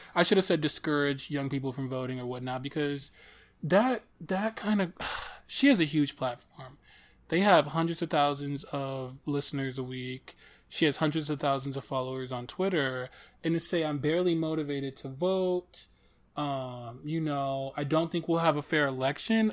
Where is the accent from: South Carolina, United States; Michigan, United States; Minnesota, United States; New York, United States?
Michigan, United States; Detroit; I'm from Detroit